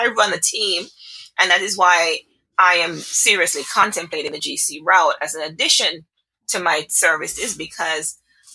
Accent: Jamaica; I am Jamaican. I am Jamaican

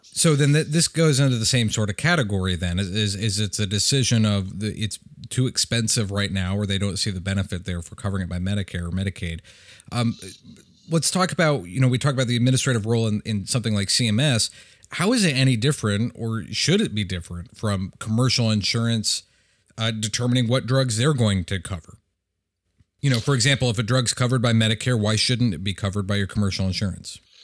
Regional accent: Michigan, United States; my home state of Michigan

